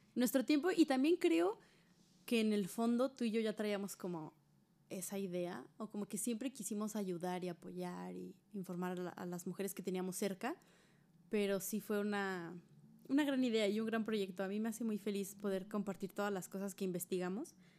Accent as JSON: {"language": "Spanish", "region": "Hidalgo", "country": "Mexico", "said": "nosotras somos de Hidalgo"}